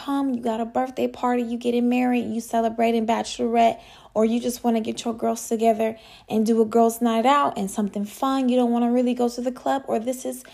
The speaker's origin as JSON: {"language": "English", "town": "Atlanta", "region": "Georgia", "country": "United States", "moved": "as an adult", "lives_now": "Miami, United States", "said": "I'm originally from Atlanta, Georgia. I currently live here in a 305 where it's hot."}